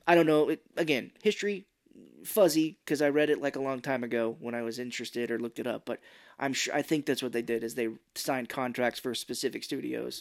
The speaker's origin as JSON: {"language": "English", "country": "United States", "said": "I'm from America"}